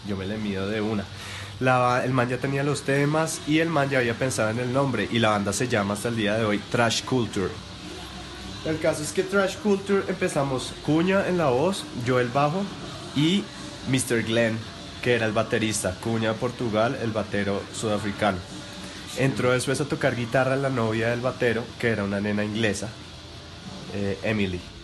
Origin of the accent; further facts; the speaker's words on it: Colombia; yo soy colombiano.